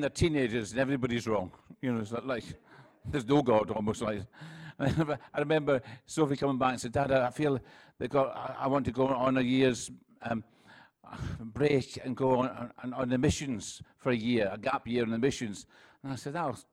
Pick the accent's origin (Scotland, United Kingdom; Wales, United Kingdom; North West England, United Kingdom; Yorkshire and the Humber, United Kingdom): Scotland, United Kingdom; I'm from Scotland, and where I come from, everyone speaks like this